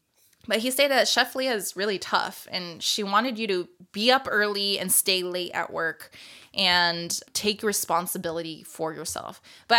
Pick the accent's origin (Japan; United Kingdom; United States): Japan; I grew up multicultural, just not only being like growing up in Japan, but like I have a white dad, but also we grew up with like Brazilians, Filipinos